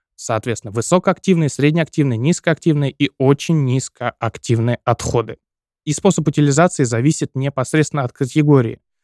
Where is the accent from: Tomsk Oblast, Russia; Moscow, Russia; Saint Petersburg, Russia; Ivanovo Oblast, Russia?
Tomsk Oblast, Russia; Seversk; в моем родном городе, в городе Северск